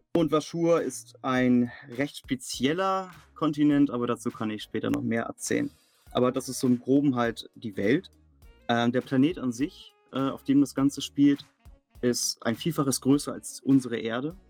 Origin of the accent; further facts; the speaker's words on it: near Lübeck, Schleswig-Holstein, Germany; moved away; Ich komme ja aus dem Norden Deutschlands, in der Nähe von Lübeck